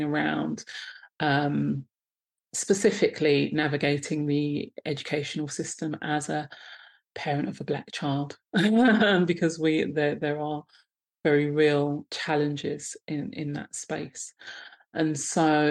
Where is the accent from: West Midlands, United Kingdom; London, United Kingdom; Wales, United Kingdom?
London, United Kingdom; I'm based in sunny Croydon in London. Yeah. And so I've been in South London for most of my life, actually.